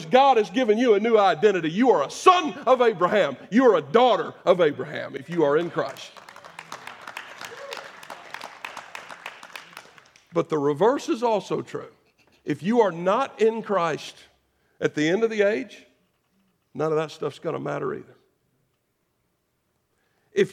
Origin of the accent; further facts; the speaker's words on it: United States; I am an American